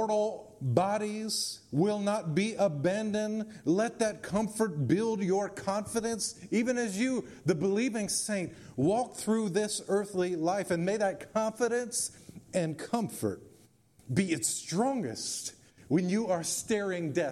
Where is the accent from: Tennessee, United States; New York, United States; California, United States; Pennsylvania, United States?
Tennessee, United States; Memphis; also born or lived in Germantown, Tennessee; as a kid growing up in East Memphis and Germantown